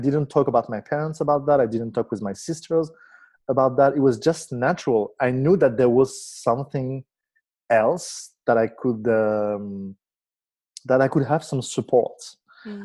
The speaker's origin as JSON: {"language": "English", "country": "Morocco", "tie": "born or raised there", "said": "I was born in Morocco in a Jewish family"}